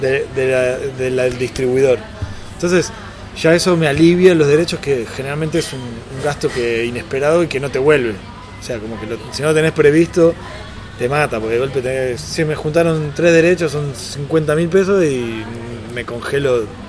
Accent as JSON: {"language": "Spanish", "country": "Argentina", "said": "Como argentino"}